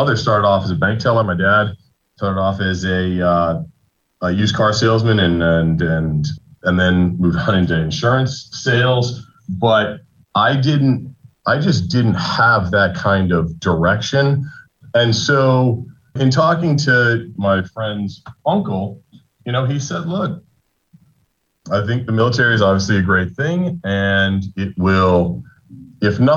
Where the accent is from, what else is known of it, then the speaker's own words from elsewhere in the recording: Los Angeles, California, United States; also born or lived in New York; now in Houston, United States; I grew up in Los Angeles. I spent 13 years in New York, and I have now been in Houston very happily for 13 years